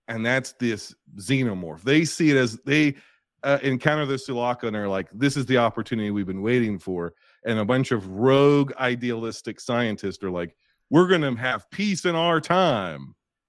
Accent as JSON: {"language": "English", "country": "United States", "said": "I'm American."}